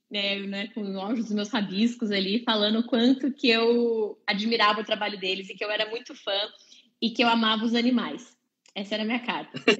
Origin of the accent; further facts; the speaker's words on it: Londrina, Paraná, Brazil; born there; Eu nasci em Londrina, no Paraná.